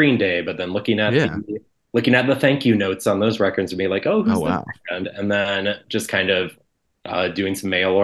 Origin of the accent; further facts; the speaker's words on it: Canton, Ohio, United States; now in Chicago, United States; So I grew up in Canton, Ohio, which is about 60 miles south of Cleveland.